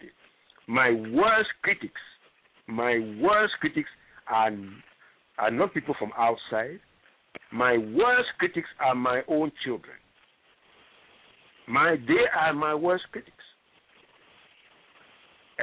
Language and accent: English; Libreville, Estuaire, Gabon; moved away; also born or lived in Ghana; I'm originally from Libreville, Gabon. You know, and that is where I started life